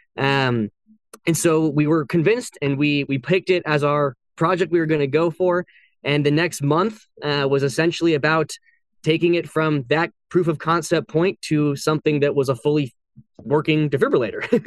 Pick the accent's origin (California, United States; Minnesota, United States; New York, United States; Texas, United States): California, United States; San Francisco area; also born or lived in Boston; I was born and raised in California. I grew up there.